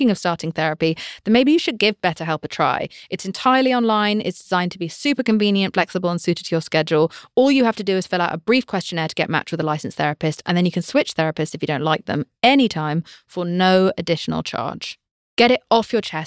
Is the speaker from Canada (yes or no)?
no; United Kingdom; I'm British.